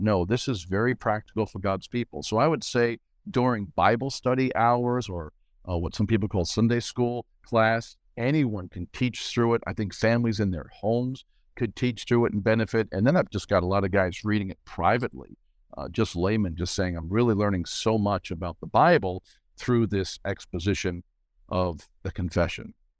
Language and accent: English; Long Island, New York, United States; moved away as an adult; now in Cape Coral, United States; I moved to New York City from Long Island at eighteen years old